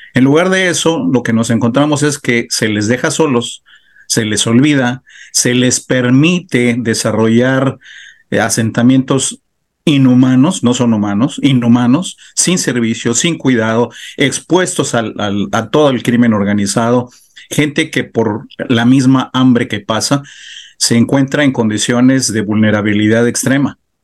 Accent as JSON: {"language": "Spanish", "country": "Mexico", "also_born_or_lived": "Baja California", "said": "nosotros como mexicanos"}